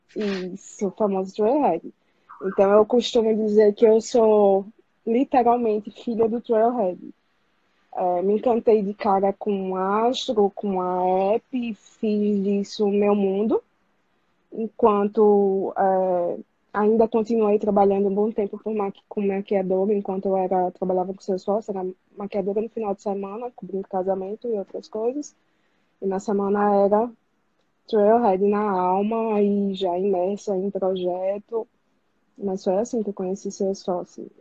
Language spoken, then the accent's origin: Portuguese; Aracaju, Sergipe, Brazil; now in Recife, Brazil; Vou voltar pra minha cidade natal, que é Aracaju